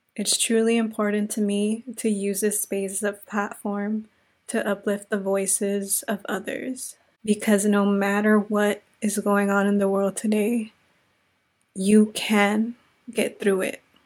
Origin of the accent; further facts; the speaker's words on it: Inglewood, California, United States; also born or lived in South Central Los Angeles; now in Los Angeles, United States; I am a Latina from Inglewood, California, now residing in South Central Los Angeles.